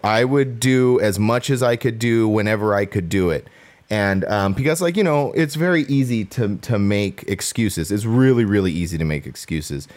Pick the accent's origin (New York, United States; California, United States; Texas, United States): California, United States; Southern; I'm from SoCal, like, but I'm still from the desert